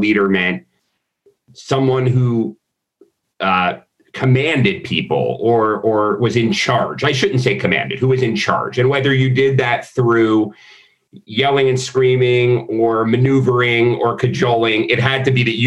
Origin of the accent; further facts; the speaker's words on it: Florida, United States; also born or lived in Philadelphia, Pennsylvania; I moved from Philadelphia to Florida when I was like 9